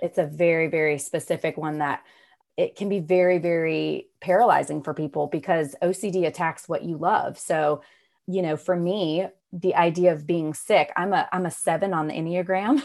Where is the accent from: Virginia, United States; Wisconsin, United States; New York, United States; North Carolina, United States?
North Carolina, United States; Raleigh; I'm from Raleigh, North Carolina. I've grown up here.